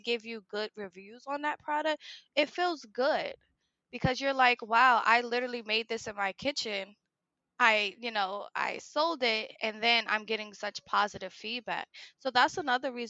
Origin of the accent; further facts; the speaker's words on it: Newark, New Jersey, United States; I come from Newark, New Jersey